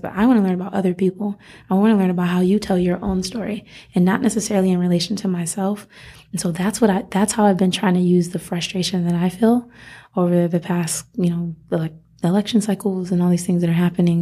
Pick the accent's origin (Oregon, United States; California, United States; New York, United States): New York, United States; Rochester; moved away as an adult; also born or lived in Miami; now in Las Vegas, United States; I grew up in Rochester, New York